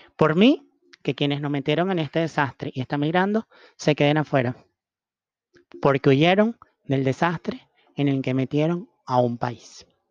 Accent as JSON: {"language": "Spanish", "country": "Venezuela", "said": "los venezolanos fuimos a, cumplir los espacios profesionales"}